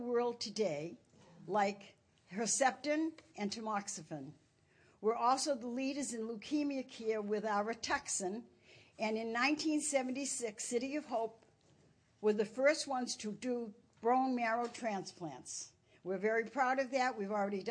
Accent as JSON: {"language": "English", "town": "Boston", "region": "Massachusetts", "country": "United States", "moved": "yes", "said": "I'm from Boston"}